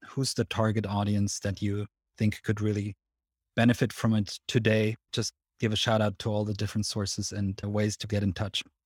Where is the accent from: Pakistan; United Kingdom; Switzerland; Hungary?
Switzerland; if you can tell from my accent, but I'm actually Swiss